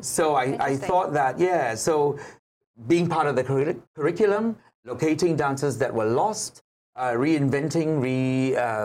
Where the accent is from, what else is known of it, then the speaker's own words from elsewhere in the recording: Malaysia; I am Malaysian by nationality